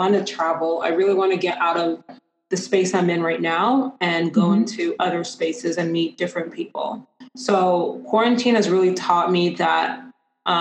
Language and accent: English; London, United Kingdom; moved away; also born or lived in Ghana; my hometown of London, England